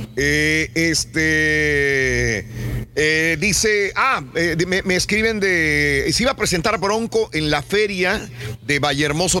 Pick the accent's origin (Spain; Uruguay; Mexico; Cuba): Mexico; now in United States; En México pues somos así querendones, apapachones, fajadores